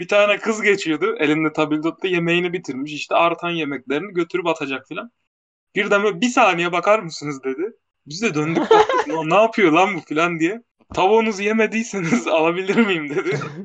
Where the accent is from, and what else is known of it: Maraş, Kahramanmaraş, Turkey